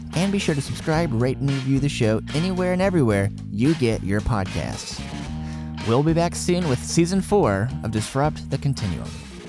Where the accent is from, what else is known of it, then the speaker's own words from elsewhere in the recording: East Tennessee, United States; I grew up in East Tennessee